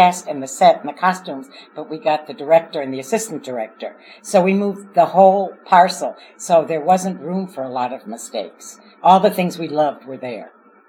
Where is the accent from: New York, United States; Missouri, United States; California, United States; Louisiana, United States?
Missouri, United States; Kansas City; now in Chicago, United States; I'm from Kansas City.